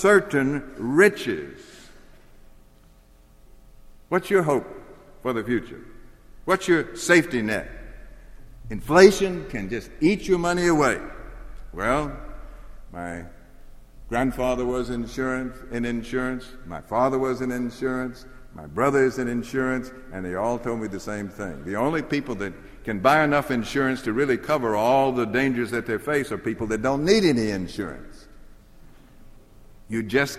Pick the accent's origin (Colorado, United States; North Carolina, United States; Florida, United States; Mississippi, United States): Mississippi, United States; Jackson; I grew up in Mississippi, and I could walk from my house in Jackson to the Pearl River.